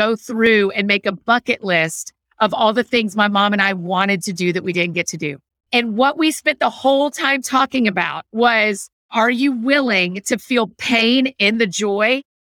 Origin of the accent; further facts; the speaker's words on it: Georgia, United States; moved away; also born or lived in Tennessee / Scotland; I grew up in Georgia. And I've only lived in Georgia and Tennessee with a little stint in Scotland for a minute.